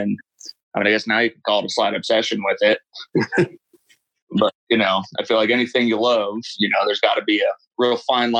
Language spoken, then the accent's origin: English; Northern California, United States; Yeah, I was born and raised in Northern California, about a couple hours below the Oregon border. And growing up, you know, the town I lived in's got 3,000 people in it, and you know, a mile in any direction, you're in the woods.